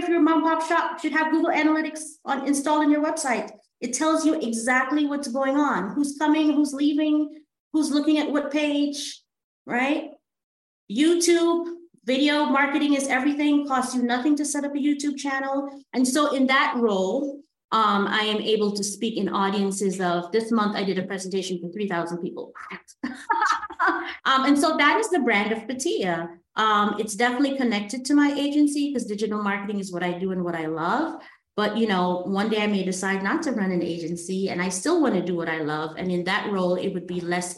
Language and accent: English; Guyana; we're from Guyana in South America